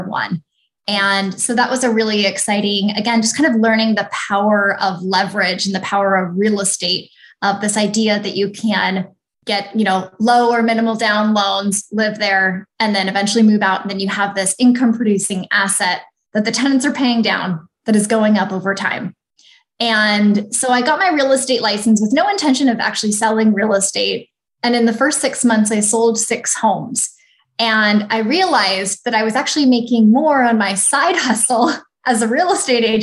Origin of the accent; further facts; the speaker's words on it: Snohomish, Washington, United States; now in Phoenix, United States; I'm originally from the Pacific Northwest, so just north of Seattle